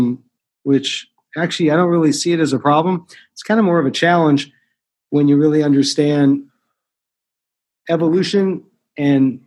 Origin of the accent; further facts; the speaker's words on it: Los Angeles, California, United States; I was brought up in Koreatown here in Los Angeles